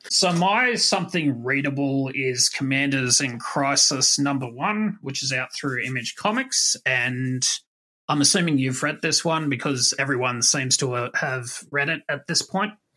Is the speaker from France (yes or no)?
no; Australia; I'm Australian